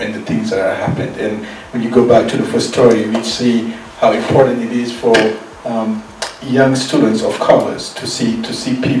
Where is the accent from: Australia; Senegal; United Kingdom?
Senegal; moved away; as a young kid growing up in Senegal